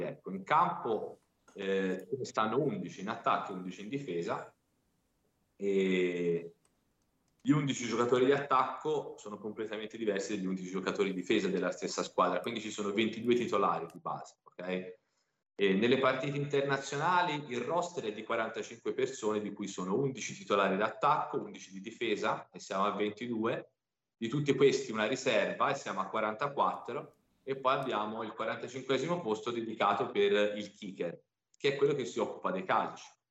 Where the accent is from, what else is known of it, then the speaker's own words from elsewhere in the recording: Pisa, Tuscany, Italy; also born or lived in Milan; E sono nato a Pisa e vivo a Pisa